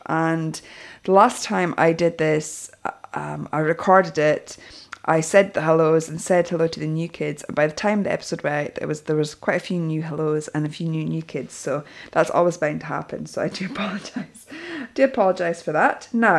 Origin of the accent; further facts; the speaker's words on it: Canada; But since I'm from Canada, I feel a bit of loyalty in that direction.